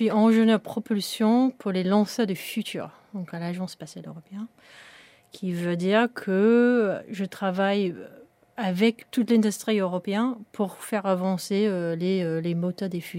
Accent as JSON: {"language": "French", "region": "England", "country": "United Kingdom", "tie": "born or raised there", "second_language": "French", "said": "cette, usine quand j'étais une petite fille en Angleterre"}